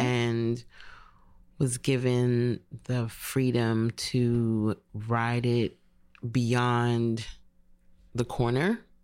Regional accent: New York City, New York, United States; I'm from Bed-Stuy, Brooklyn. I represent.

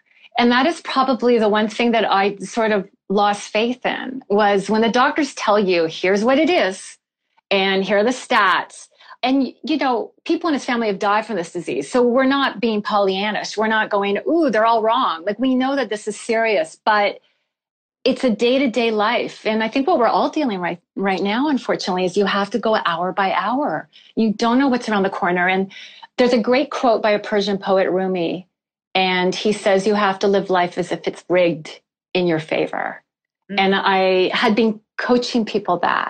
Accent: Canada; I'm from Canada

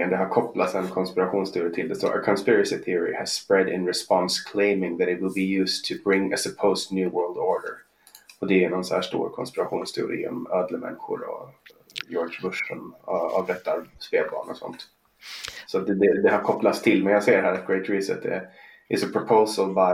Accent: Åland Islands; now in Stockholm, Sweden; jag kommer från Åland och så, men, men jag, jag bor i Stockholm.

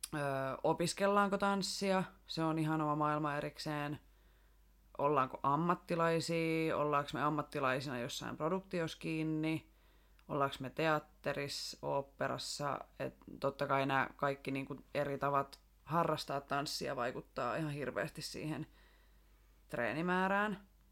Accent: Rauma, Satakunta, Finland; also born or lived in Tampere; now in Turku, Finland; lapsuudesta Raumalta.

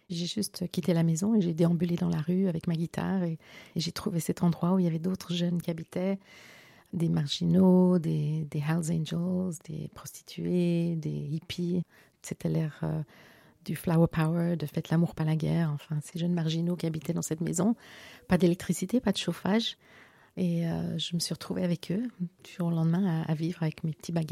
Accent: Geneva, Switzerland; moi j'ai grandi en Suisse, mon père était diplomate à l'ONU, ma mère enseignante à l'université.

